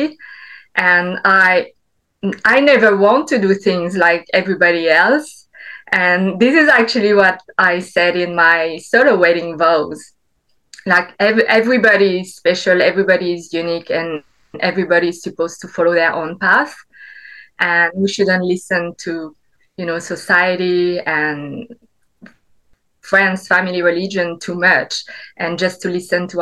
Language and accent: English; French Alps, France; I grew up in the French Alps. My dad is Vietnamese. My mom is French